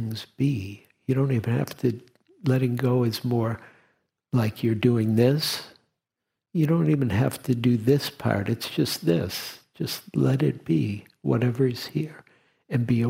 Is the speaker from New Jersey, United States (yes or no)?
no; Detroit, Michigan, United States; moved away; I grew up in Detroit